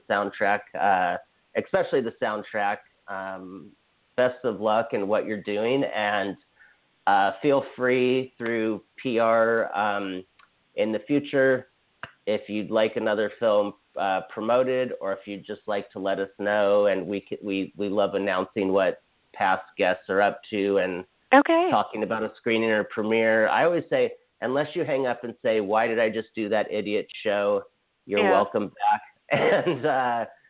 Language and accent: English; Hawaii, United States; I'm from Hawaii